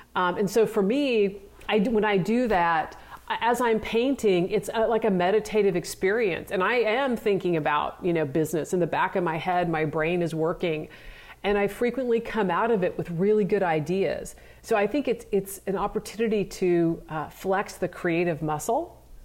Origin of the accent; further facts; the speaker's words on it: Nebraska, United States; even though I grew up in Nebraska, I wasn't really a farm girl.